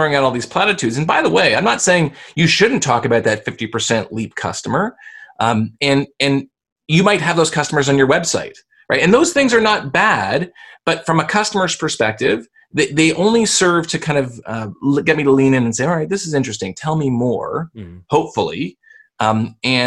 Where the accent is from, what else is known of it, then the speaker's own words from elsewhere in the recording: Canada; I'm Canadian